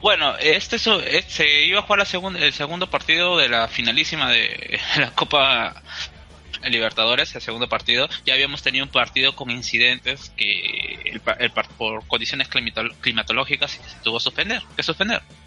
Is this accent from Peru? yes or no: yes; Peru; hablando como peruanos